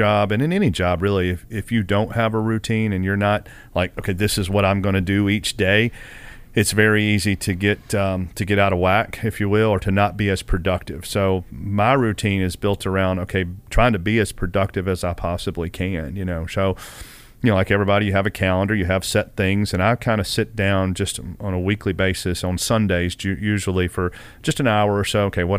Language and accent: English; Kennesaw, Georgia, United States; I'm a Southern boy at heart, so I've grown up